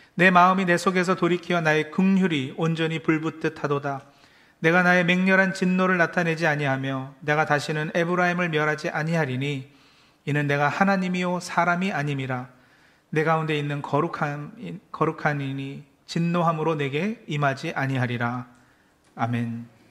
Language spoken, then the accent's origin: Korean; Maryland, United States; 제가 어, 메릴랜드에서 자란